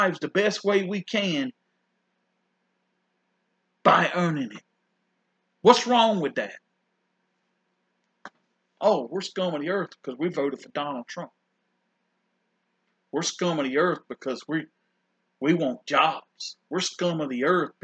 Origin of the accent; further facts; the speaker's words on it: South Carolina, United States; also born or lived in New York; I'm from South Carolina and I'm a redneck